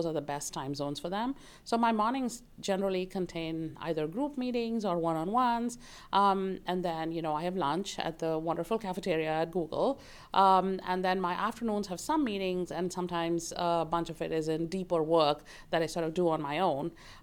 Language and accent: English; Bangalore, Karnataka, India; moved away as an adult; now in United States; I grew up in Bangalore, India. I lived there for the first 22 years of my life, and then I moved to the United States